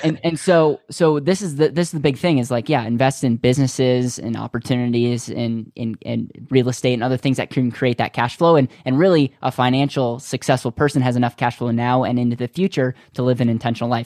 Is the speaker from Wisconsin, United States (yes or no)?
yes; Wisconsin, United States; I grew up in Wisconsin